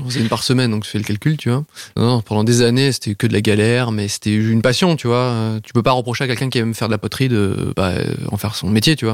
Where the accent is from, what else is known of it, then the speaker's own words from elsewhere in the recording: south of France, France; je viens du sud de la France